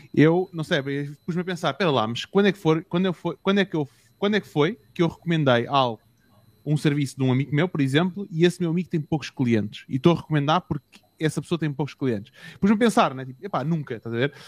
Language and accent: Portuguese; Portugal; eu venho de outro país, eu sou português